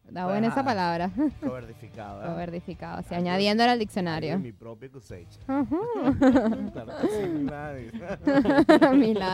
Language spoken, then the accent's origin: Spanish; Maracaibo, Zulia, Venezuela; pues llegué a mi charquito de nuevo, a mi charquito, llámese mi ciudad natal, que se llama Maracaibo, es en Venezuela.